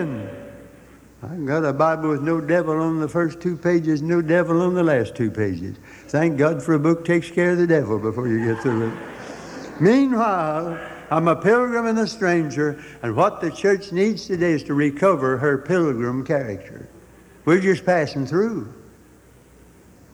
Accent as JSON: {"language": "English", "country": "United States", "said": "as an American"}